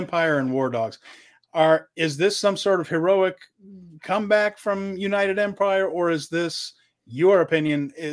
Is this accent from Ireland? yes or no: yes; Ireland; as an Irish person here